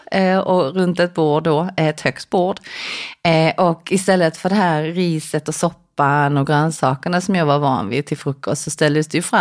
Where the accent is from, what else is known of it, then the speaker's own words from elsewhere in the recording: South Korea; now in Sweden; när jag växte upp i Korea då åt ju vi, ja, men till frukost till exempel så åt man en skål med ris